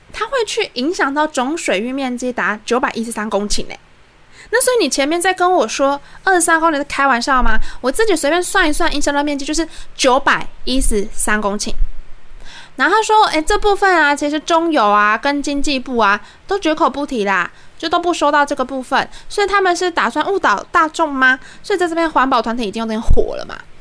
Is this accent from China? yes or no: no; southern Taiwan, Taiwan; 我们是南部人